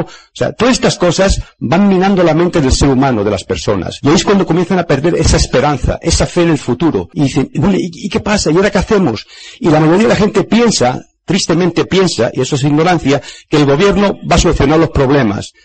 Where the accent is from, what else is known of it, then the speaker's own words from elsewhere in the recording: Spain; en mi país España